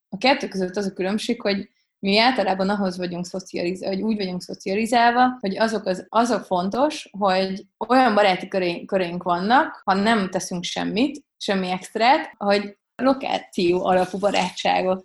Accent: Hungary; nem csak magyarok vagyunk

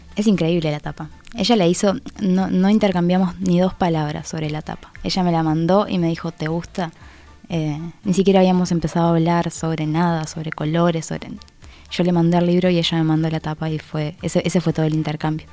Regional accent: Minas, Lavalleja, Uruguay; also born or lived in Aiguá, Maldonado; now in Montevideo, Uruguay; nací en Minas, pero viví mucho tiempo en Aigua. Entonces, soy como de los dos lados

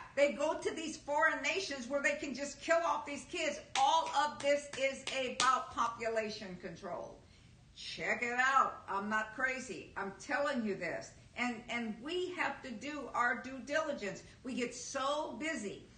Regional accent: United States; I am an American. I'm a United States citizen.

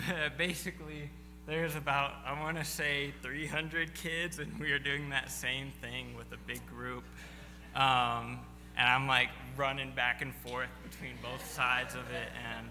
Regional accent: Fez, Fès-Meknès, Morocco; also born or lived in United States; well, you know, I grew up in Morocco, haven't lived too much in the U.S.

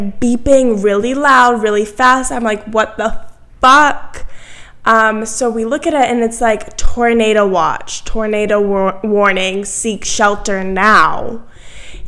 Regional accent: Massachusetts, United States; moved away as an adult; now in Virginia, United States; I grew up in Massachusetts. I'm from Massachusetts, but I'm here in Virginia for college

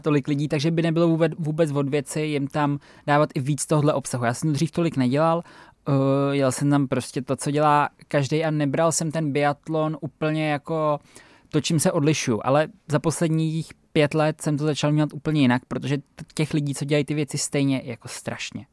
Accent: Czechia; u nás doma na Šumavě

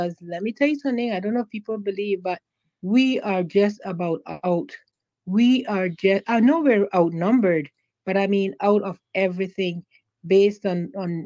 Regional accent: Cayman Islands; accent: Caymanian; now in United Kingdom; I'm a Caymanian

